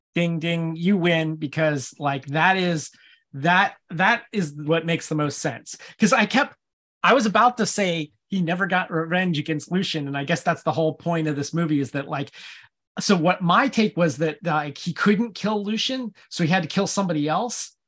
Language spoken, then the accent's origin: English; United States; I'm American